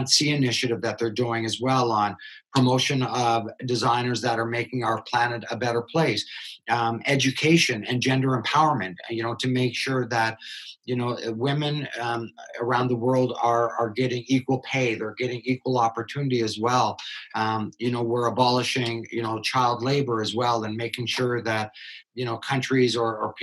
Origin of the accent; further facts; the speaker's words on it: Canada; I'm Canadian, but, you know, I come from a German background